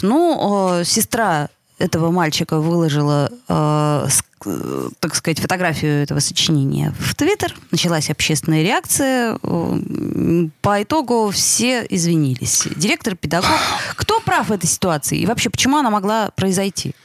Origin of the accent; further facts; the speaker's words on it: Saint Petersburg, Russia; мы ленинградцы, петербуржцы